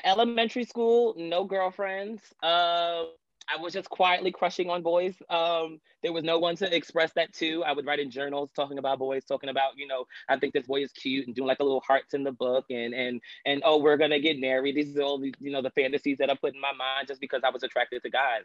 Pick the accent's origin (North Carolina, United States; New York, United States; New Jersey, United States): New York, United States; Long Island; I'm from Long Island, New York, uh, born and raised in New York